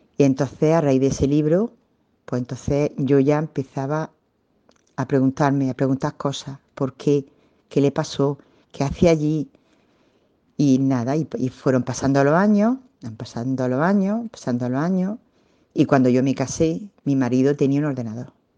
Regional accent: Alhama de Almería, Andalusia, Spain; yo trabajaba en, el balneario de mi pueblo, en Alama de Almería

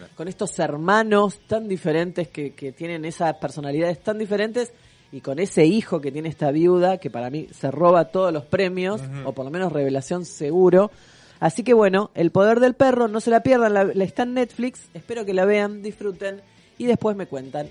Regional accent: Argentina; lo vamos a decir en español, porque somos argentinos

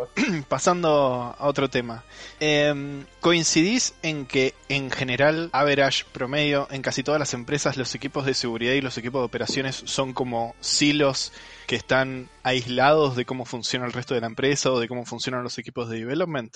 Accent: Argentina; soy de Argentina

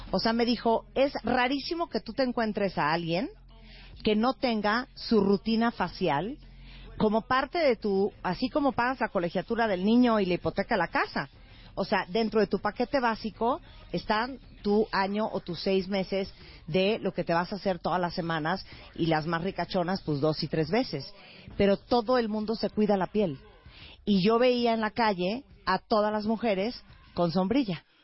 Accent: Japan; Yo soy japonés.

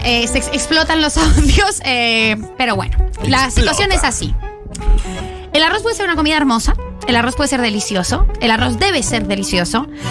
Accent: Argentina; Yo soy argentina 100%

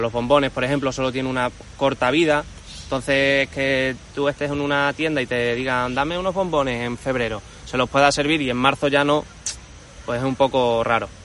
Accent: Cáceres, Extremadura, Spain; yo soy cacereño de toda la vida y me gusta mucho mi ciudad

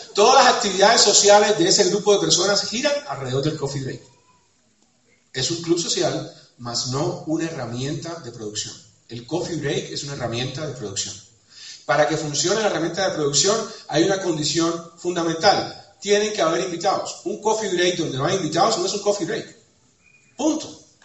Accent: Cuba; soy cubano, porque soy caribeño

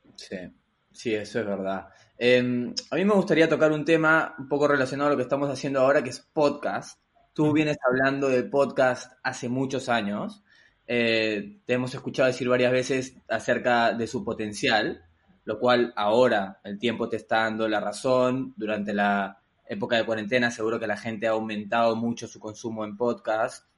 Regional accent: Peru; also born or lived in United States; now in Spain; yo soy peruano, he vivido en Estados Unidos, eh, bastante joven, era en mi época de estudiante, y luego ahora en España

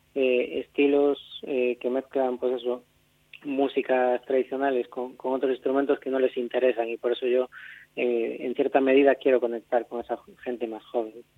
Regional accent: Catoira, Galicia, Spain; yo nací en Catoira eh, en el 90

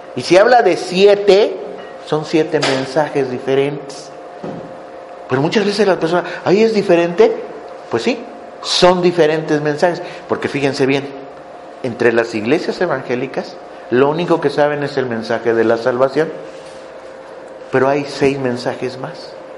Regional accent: Mexico; moved away; Yo soy mexicano

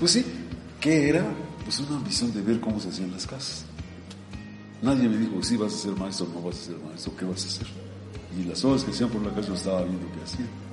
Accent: Pachuca, Hidalgo, Mexico; Yo soy originario de Pachuca Hidalgo, soy tuzo. Nací en un barrio muy popular de Pachuca

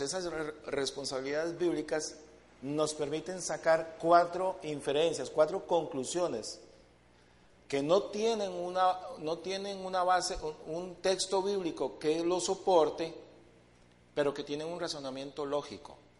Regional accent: Costa Rica; nosotros como, primeramente como, como ticos y creo que como latinos

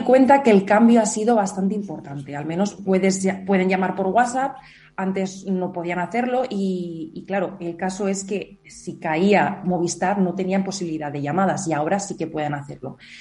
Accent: Teruel, Aragon, Spain; mi pueblo esté muerto, pero créeme que solo está en medio de Teruel

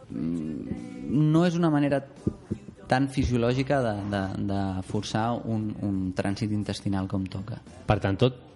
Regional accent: Las Palmas, Canary Islands, Spain; jo que sóc de Canàries

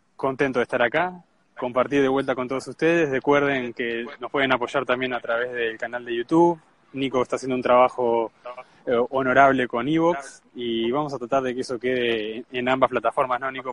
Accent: Uruguay; Somos uruguayos

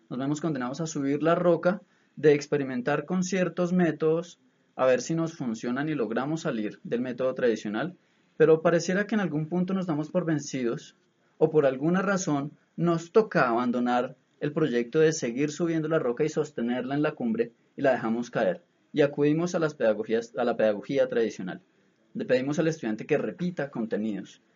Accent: Bogotá, Bogotá Capital District, Colombia; somos todos los bogotanos

